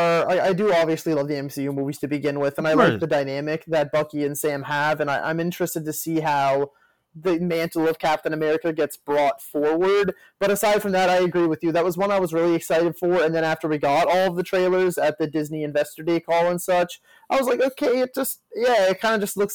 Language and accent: English; Canada; being Canadian